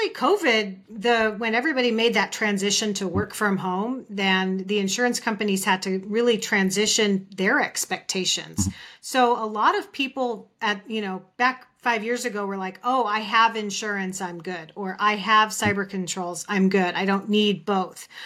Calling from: Phoenix, Arizona, United States; I'm joining actually from Phoenix, Arizona, where it's still 115 degrees

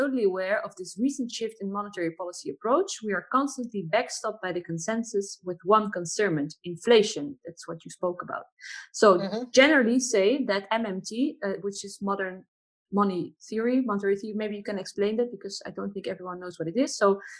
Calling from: Brasilia, Federal District, Brazil; And I'm speaking from Brasilia, Brazil.

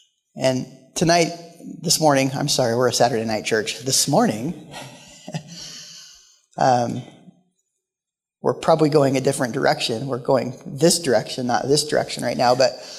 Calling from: Portland, Oregon, United States; moved away as an adult; So Christy and I are pastors in Orchard Park, New York. We moved here 10 years ago from Portland, Oregon at the Lord's calling.

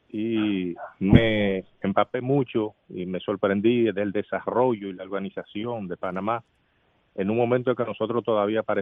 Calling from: Los Mameyes, Distrito Nacional, Dominican Republic; de los Mameyes.

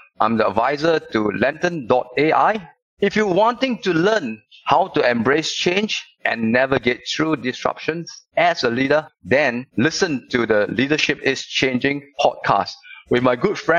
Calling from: Singapore; I'm calling you from Singapore. Bright, sunny, and really hot here.

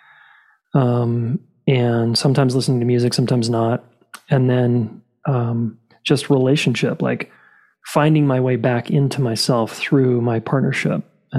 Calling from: Boulder, Colorado, United States; I'm calling in from Boulder, Colorado.

